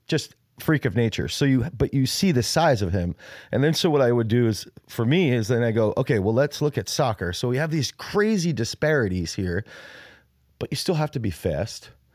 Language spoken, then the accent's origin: English; United States; I'm American